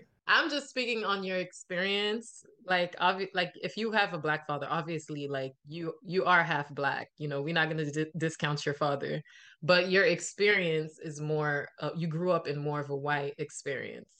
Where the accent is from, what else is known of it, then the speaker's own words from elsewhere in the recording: Miami, Florida, United States; I was born in Miami, but my parents are Haitian